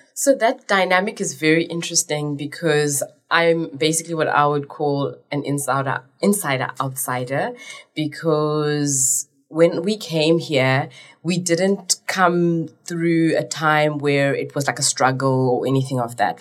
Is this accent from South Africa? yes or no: yes; Cape Town, Western Cape, South Africa; also born or lived in Zimbabwe; I'm more South African than I am Zimbabwean because I came here when I was five